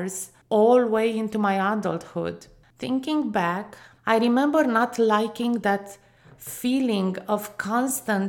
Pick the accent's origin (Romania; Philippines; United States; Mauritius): Romania; growing up in Romania, a country that for over 45 years was under a communist regime